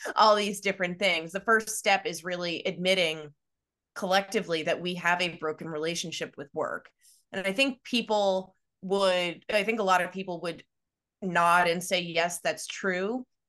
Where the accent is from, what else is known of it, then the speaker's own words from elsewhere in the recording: Long Island, New York, United States; also born or lived in Pennsylvania; I grew up on Long Island